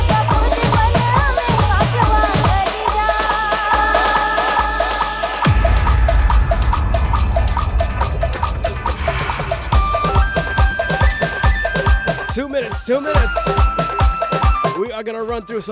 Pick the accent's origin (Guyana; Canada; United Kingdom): Guyana; I'm Guyanese